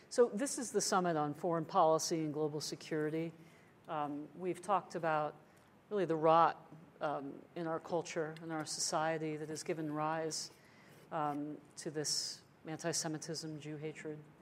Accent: United States

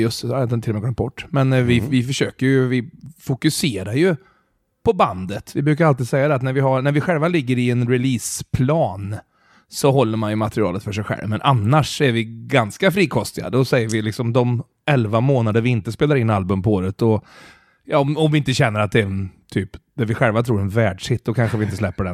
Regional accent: Mariestad, Västra Götaland, Sweden; now in Stockholm, Sweden; jag är från Mariestad

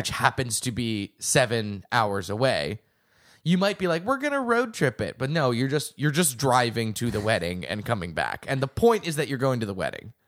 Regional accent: outside of Boston, Massachusetts, United States; I grew up outside of Boston

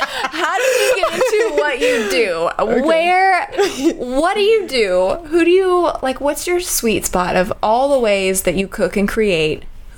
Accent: Texas, United States; now in Charleston, United States; I'm from Texas, so we have our, own, right, little, yeah. Our own little y'all.

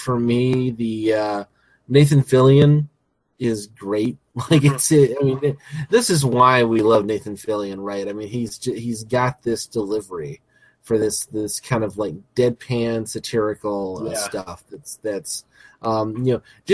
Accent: the South, United States; moved away; I'm a Southern boy. You know, mm-hmm. I grew up in the South

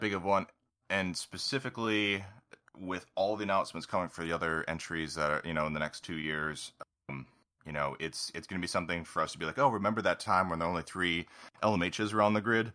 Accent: United States; as an American

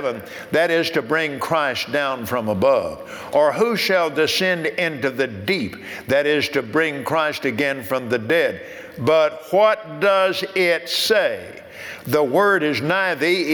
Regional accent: Texas, United States; I'm from Texas

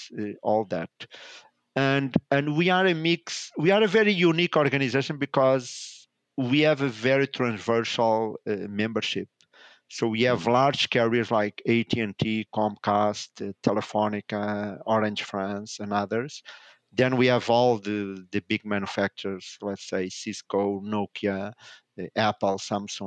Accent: Lisbon, Portugal; I'm based in Portugal. I was born in Portugal, in Lisbon. I spent majority of my life here.

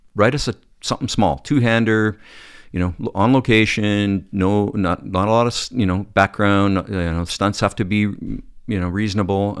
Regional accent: Calgary, Alberta, Canada; moved away as an adult; also born or lived in Manitoba; now in Toronto, Canada; I grew up in Calgary

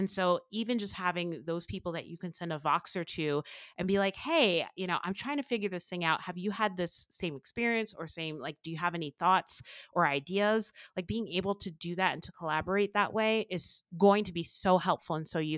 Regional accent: New Jersey, United States; now in Albuquerque, United States; the thing that I miss most about uh, growing up, I grew up in New Jersey where we have gorgeous beaches to being in Albuquerque.

